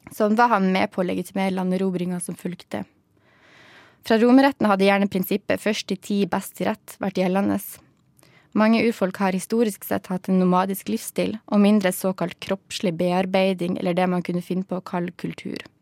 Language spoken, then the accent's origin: Norwegian; outside Bodø, Nordland, Norway; der jeg kommer fra, som ligger utafor Bodø